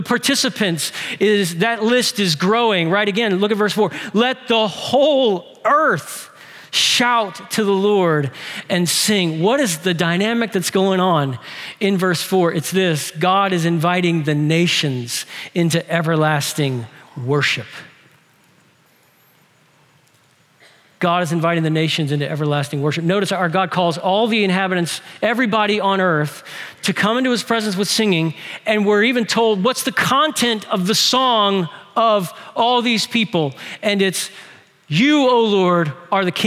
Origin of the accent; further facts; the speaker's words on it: New Orleans, Louisiana, United States; New Orleans, my hometown